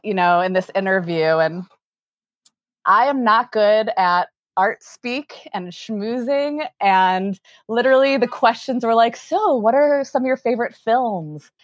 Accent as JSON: {"language": "English", "town": "Chicago", "region": "Illinois", "country": "United States", "tie": "born or raised there", "also_born_or_lived": "Lawrence, Kansas", "moved": "as an adult", "said": "born and raised in Chicago"}